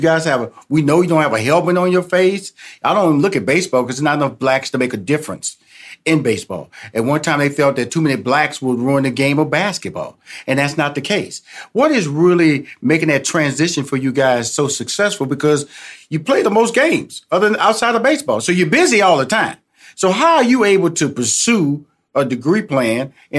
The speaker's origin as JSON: {"language": "English", "town": "Houston", "region": "Texas", "country": "United States", "said": "I'm originally from Houston, Texas, so I got to see the trade of James Harden to Houston."}